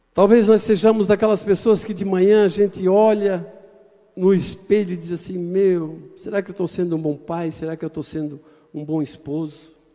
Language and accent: Portuguese; Itajaí, Santa Catarina, Brazil; Eu nasci em Itajaí